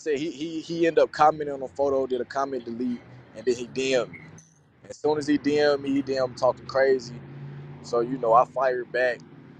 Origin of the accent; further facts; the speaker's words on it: Winston-Salem, North Carolina, United States; I'm from North Carolina, Winston-Salem.